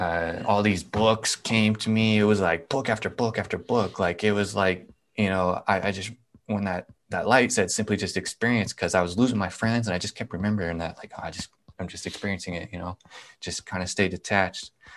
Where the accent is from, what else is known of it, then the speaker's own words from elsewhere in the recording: Nebraska, United States; I'm from Nebraska